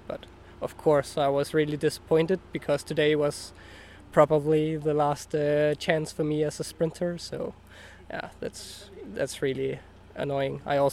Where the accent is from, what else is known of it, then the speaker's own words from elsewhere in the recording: Denmark; I'm 25 and I'm from Denmark